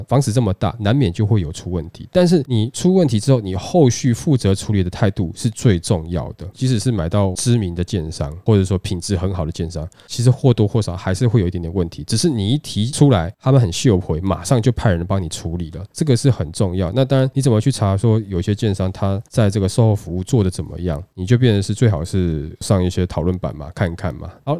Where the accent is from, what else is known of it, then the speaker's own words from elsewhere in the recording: Taiwan; 然后或者说对于我们台湾人对于这个房子的这个要求来讲，他们都是比较知道、比较了解的嘛。